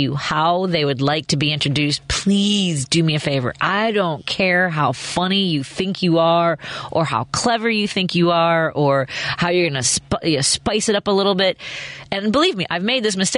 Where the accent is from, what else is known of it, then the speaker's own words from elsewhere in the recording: Chicago, Illinois, United States; I was from Chicago